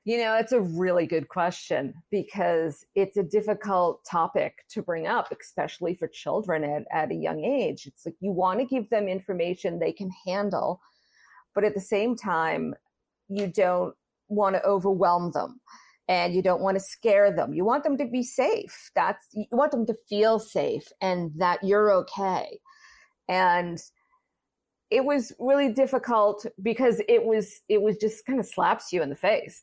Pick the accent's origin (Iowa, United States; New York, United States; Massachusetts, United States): Massachusetts, United States; now in Maryland, United States; I'm originally from Massachusetts